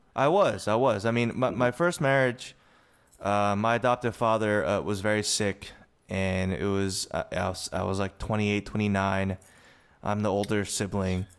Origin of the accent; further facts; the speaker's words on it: United States; also born or lived in South Korea; I was adopted from Korea to America